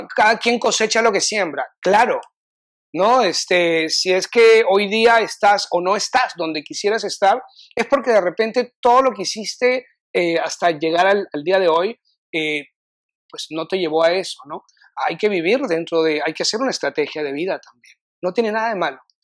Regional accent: Lima, Peru; moved away as an adult; now in Austin, United States; Cuando yo vine a Austin, eh, vine un poquito por porque salí corriendo de Perú por temas personales

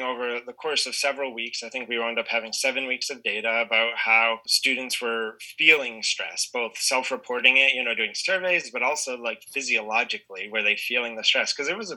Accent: Maine, United States; moved away; So I'm actually from New England originally. So I was born and raised in Maine

